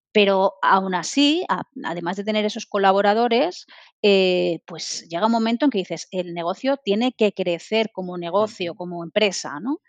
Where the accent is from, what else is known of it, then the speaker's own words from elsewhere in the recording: Madrid, Community of Madrid, Spain; moved away as an adult; now in Barcelona, Spain; yo soy madrileña, me vine aquí a Barcelona